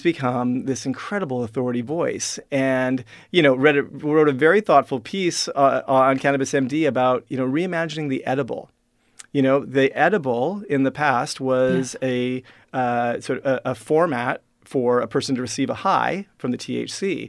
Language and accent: English; Regina, Saskatchewan, Canada; I am uh, now the first person you've met from Regina, Saskatchewan